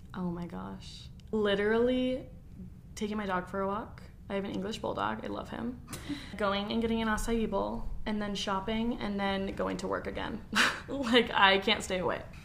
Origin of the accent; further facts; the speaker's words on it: Gilbert, Arizona, United States; moved away as an adult; now in Utah, United States; I'm from Gilbert, Arizona. Um, I was born and raised there, and then I moved up here um, when I was 18 after I graduated high school.